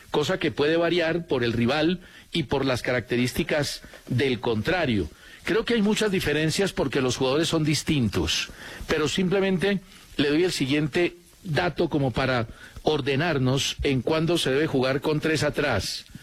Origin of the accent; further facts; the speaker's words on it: Colombia; Yo sé que todos esperamos mucho del Guajiro, porque como colombianos conocemos su capacidad.